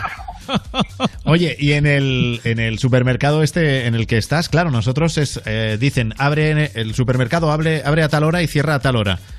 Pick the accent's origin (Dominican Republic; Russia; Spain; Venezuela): Spain; cómo somos los españoles